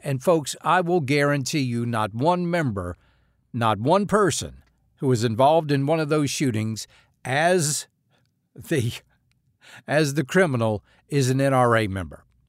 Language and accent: English; United States; we as American citizens